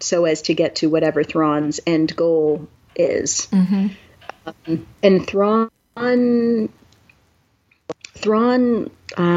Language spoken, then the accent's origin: English; New York, United States; I'm from New York